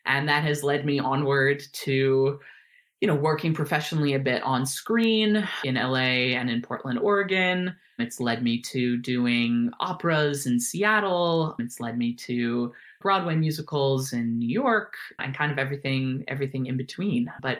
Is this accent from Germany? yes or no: yes; Germany; born there; So I was born in Germany, which is where they were living and working at the time.